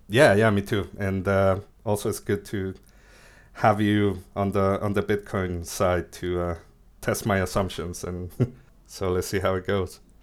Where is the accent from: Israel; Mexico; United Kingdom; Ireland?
Mexico; moved away as an adult; also born or lived in Argentina; now in Buenos Aires, Argentina; I was born in Argentina, but I moved to Mexico when I was, like, six years old, so I lived there most of my life